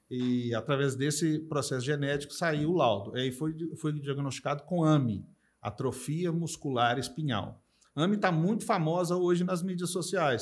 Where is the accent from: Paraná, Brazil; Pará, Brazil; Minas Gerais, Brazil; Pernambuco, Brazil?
Minas Gerais, Brazil; also born or lived in São Paulo; Eu nasci em São Paulo, fui criado em Minas, mas nasci em São Paulo